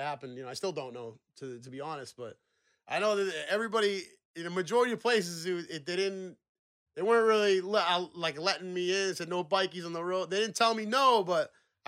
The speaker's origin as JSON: {"language": "English", "country": "United States", "said": "I'm from America"}